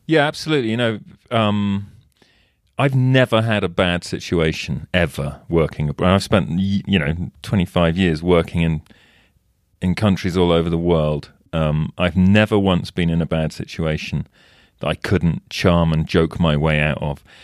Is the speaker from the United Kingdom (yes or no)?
yes; England, United Kingdom; now in United States; I'm English and I live in the States